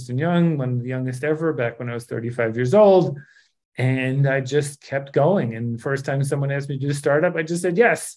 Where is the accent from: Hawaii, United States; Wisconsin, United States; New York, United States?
New York, United States; New York City; I grew up outside New York City in the Bronx. I went to school there for 8 years